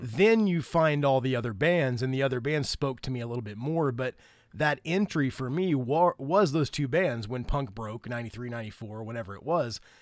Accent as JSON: {"language": "English", "area": "Grant County", "region": "Indiana", "country": "United States", "tie": "born or raised there", "also_born_or_lived": "Alabama / Jamaica", "moved": "as an adult", "said": "We grew up literally a few miles apart"}